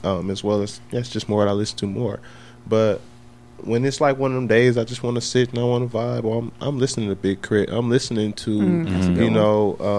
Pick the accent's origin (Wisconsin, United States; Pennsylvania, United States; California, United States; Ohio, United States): Wisconsin, United States; Milwaukee; I am from Milwaukee, and I'm, you know, our city has room for growth